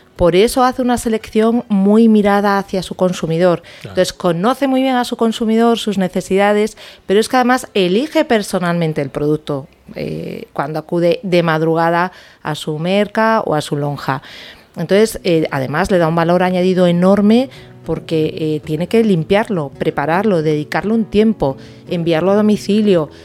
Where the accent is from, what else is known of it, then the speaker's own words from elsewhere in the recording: Galicia, Spain; soy gallega, además, con lo cual en mi dieta ha estado desde muy niña.